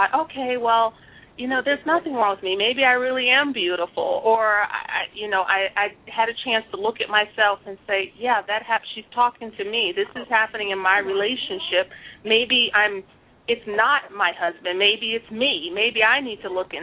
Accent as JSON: {"language": "English", "town": "New York City", "region": "New York", "country": "United States", "tie": "born or raised there", "said": "I was born and raised in the Bronx"}